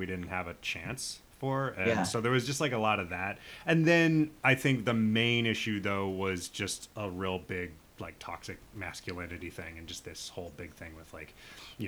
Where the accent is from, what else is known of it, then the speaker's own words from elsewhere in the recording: Nebraska, United States; I grew up in Nebraska.